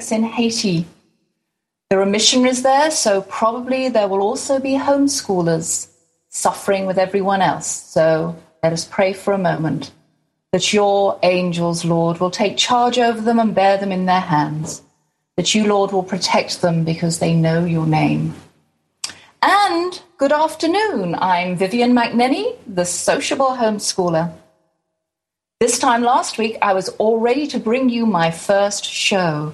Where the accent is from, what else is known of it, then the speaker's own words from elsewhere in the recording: England, United Kingdom; now in Garland, Texas, United States; I'm from Far East Texas, a little island called England.